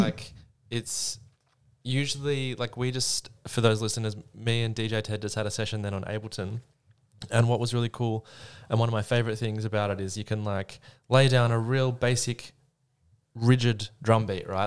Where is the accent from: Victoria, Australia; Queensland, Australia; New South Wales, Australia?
New South Wales, Australia; Sydney; also born or lived in Melbourne; Well, I'm from Sydney. I grew up in Sydney